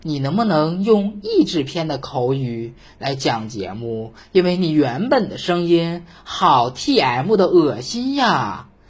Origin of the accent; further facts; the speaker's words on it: Northeast China, China; 说主播，你作为一个东北人，为什么还有点大舌头呢？我想说，去你妈了个巴子！我没有大舌头